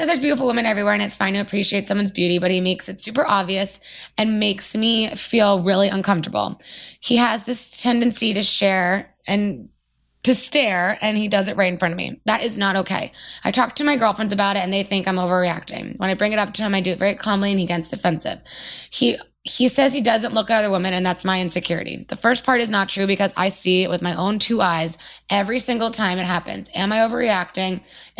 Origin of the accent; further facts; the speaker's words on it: California, United States; I'm from Orange County and I'm in my late 20s.